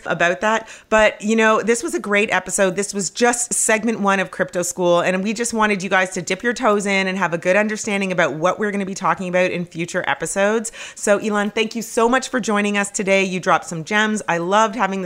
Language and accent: English; Canada; moved away; I grew up in Canada